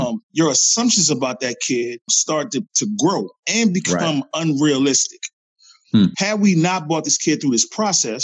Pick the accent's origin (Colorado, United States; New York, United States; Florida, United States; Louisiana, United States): Louisiana, United States; New Orleans; now in Bay Area, United States; I'm from New Orleans. I moved here to the Bay Area after Hurricane Katrina.